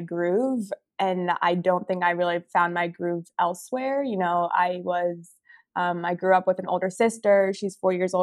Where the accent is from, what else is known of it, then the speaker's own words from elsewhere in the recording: New Jersey, United States; moved away as an adult; also born or lived in Philadelphia / Austin, Texas; now in Portland, United States; I grew up in New Jersey